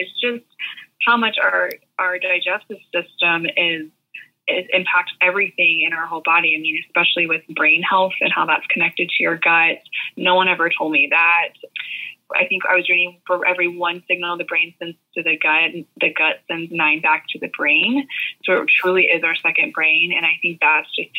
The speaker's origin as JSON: {"language": "English", "town": "Tulsa", "region": "Oklahoma", "country": "United States", "tie": "born or raised there", "also_born_or_lived": "Arkansas", "moved": "as an adult", "lives_now": "Nashville, United States", "said": "where I grew up in Tulsa, Oklahoma"}